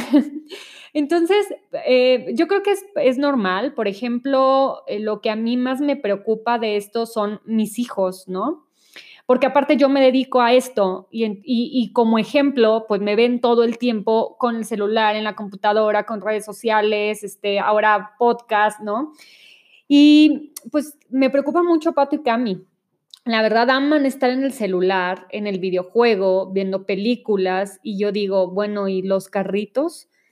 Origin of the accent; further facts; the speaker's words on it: Monterrey, Nuevo León, Mexico; now in Mexico City, Mexico; yo soy de Monterrey y cuando llegué a vivir a la Ciudad de México